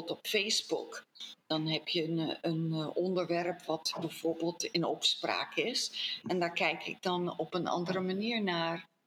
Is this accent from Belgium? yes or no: no; Colombia; born there; Dus eh, ik ben niet eens in Nederland geboren. Ik ben in Colombia geboren.